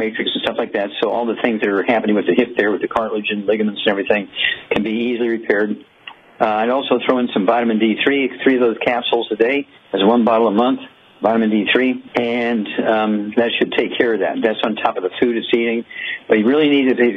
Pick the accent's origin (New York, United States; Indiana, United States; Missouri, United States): Missouri, United States; Missouri, my home state